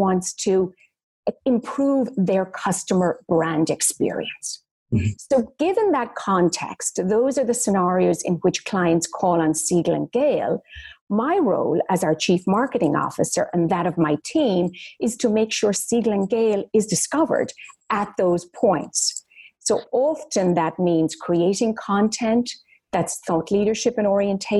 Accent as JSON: {"language": "English", "country": "Ireland", "tie": "born or raised there", "said": "I'm Irish. Mm-hmm. Well, I grew up very modestly in Ireland"}